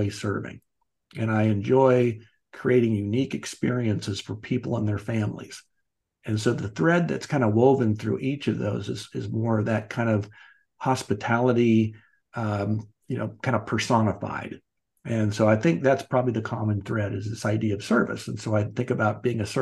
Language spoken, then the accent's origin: English; Wichita, Kansas, United States; also born or lived in Chicago / Dallas / Atlanta / Los Angeles; now in Kansas City, United States; I grew up in Wichita, Kansas.